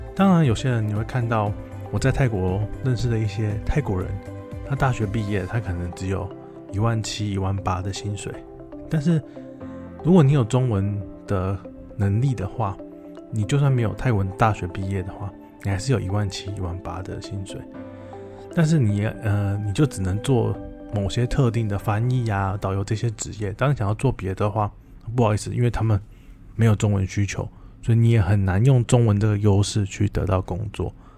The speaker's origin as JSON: {"language": "Chinese", "country": "Taiwan", "moved": "as an adult", "lives_now": "Thailand", "said": "大家知道我是台湾"}